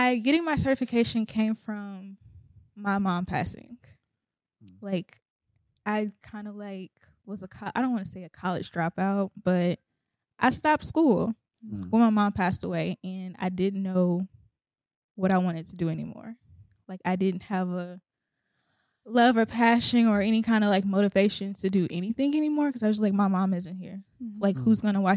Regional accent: Houston, Texas, United States; born and raised in Houston, Texas

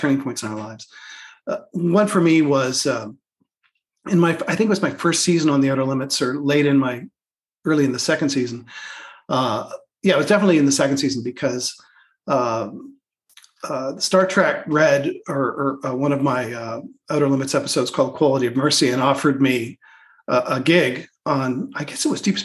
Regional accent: Canada

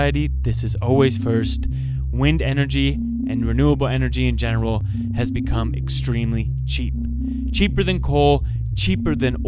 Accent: Midwest, United States; I grew up in the Midwest

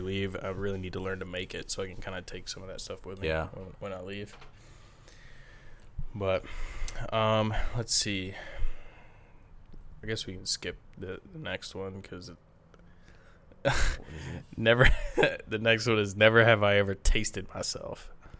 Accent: Alabama, United States; I'm from Alabama.

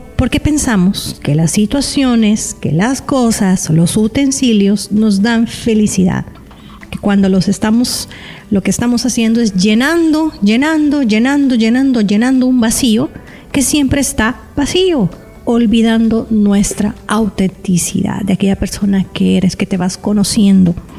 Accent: El Salvador; aquí en mi país, en El Salvador

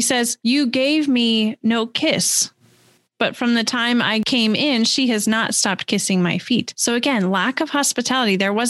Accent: West Coast, United States; moved away as an adult; also born or lived in California / Washington / Missouri; now in Wisconsin, United States; I grew up on the West Coast and in a fairly progressive area.

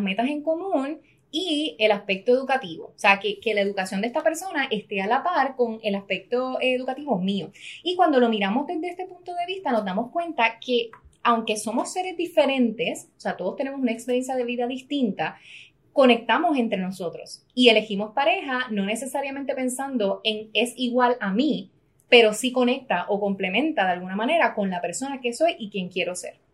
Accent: Puerto Rico; soy la primera puertorriqueña

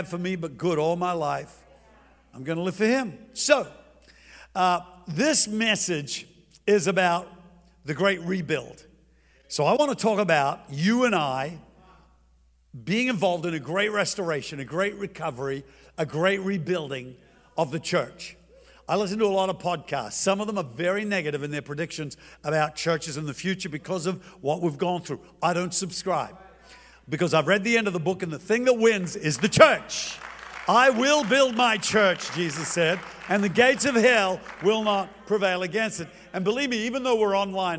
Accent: Australia; moved away; I'm from Australia.

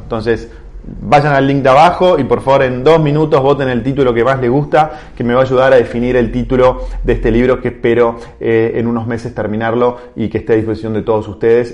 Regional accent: Argentina; todos como sociedad argentina

